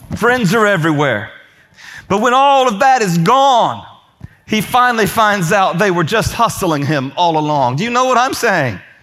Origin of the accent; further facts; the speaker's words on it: Indiana, United States; moved away; I'm from Indiana.